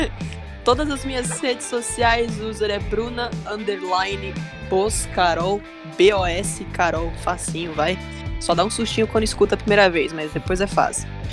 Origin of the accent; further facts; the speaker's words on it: São Bernardo do Campo, São Paulo, Brazil; eu sou de São Bernardo, grande ah. ABC em São Paulo.